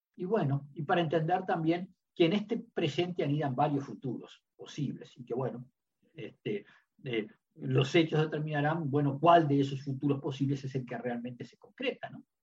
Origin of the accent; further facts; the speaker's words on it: Uruguay; dos diplomáticos uruguayos